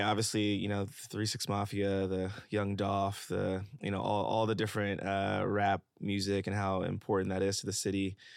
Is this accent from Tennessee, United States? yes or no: yes; Memphis, Tennessee, United States; also born or lived in Atlanta / San Francisco / Los Angeles; now in New York, United States; I'm from Memphis, Tennessee